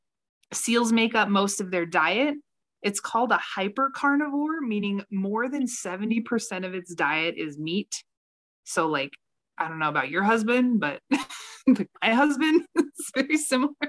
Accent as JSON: {"language": "English", "region": "Colorado", "country": "United States", "tie": "born or raised there", "said": "Growing up in Colorado in the 90s"}